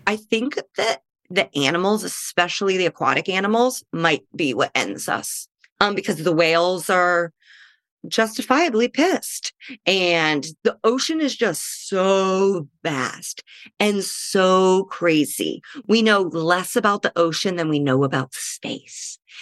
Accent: Midwest, United States; now in Los Angeles, United States; I'm a Midwesterner in L

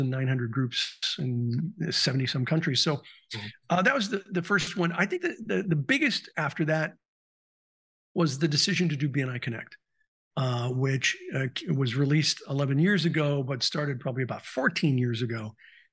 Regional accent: Southern California, United States; I grew up in Southern California

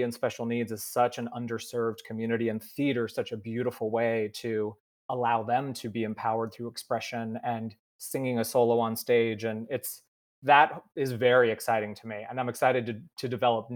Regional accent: Marin, Bay Area, California, United States; I grew up in Marin in the Bay Area, just north of San Francisco

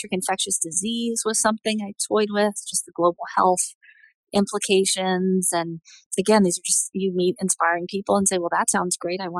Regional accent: Southeast, United States; accent: Southern; So I grew up in the Southeast, but I've worked really hard to get rid of my Southern accent.

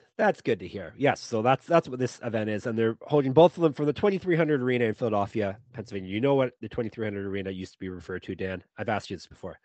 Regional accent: Canada; I'm the Canadian one

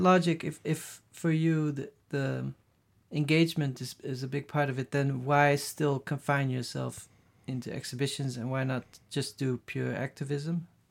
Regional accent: Netherlands; English is a second language; moved away as an adult; also born or lived in Brazil / Los Angeles / Paris / Berlin; growing up in the Netherlands

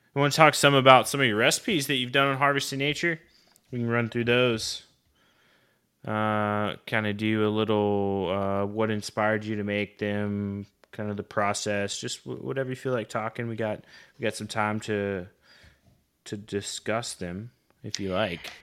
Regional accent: Oklahoma, United States; I grew up in Oklahoma

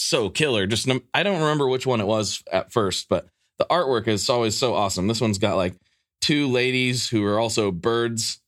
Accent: Pacific Northwest, United States; growing up in the Pacific Northwest

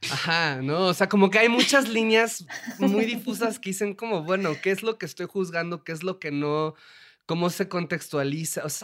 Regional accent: Puebla, Mexico; aquí el único que salva soy yo, que soy de Puebla, y pues a nosotros sí nos educaron de una manera católica y, este, y de buenas costumbres.

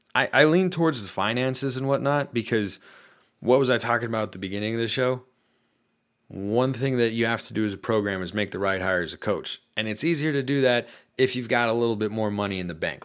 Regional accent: Portland, Oregon, United States; I'm from Portland

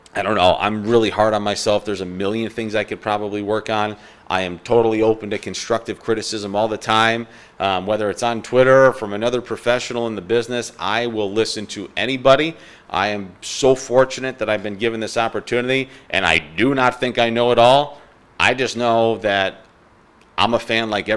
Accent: New York, United States; I grew up in New York, and I absolutely loved Howie Rose and Gary Cohen and Ron Darling and Keith Hernandez growing up in New York

